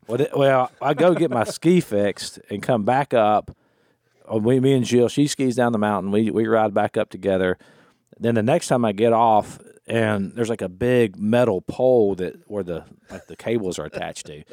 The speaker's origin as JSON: {"language": "English", "country": "United States", "tie": "born or raised there", "also_born_or_lived": "Florida / Louisiana", "said": "I grew up in Florida slash Louisiana"}